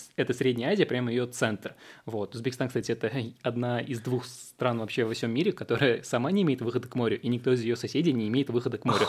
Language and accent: Russian; Russia; first language Uzbek; Russian is a second language; also born or lived in Tashkent, Uzbekistan; я вырос в России, я с 6 лет здесь, и, по сути, вся моя сознательная жизнь, она прошла здесь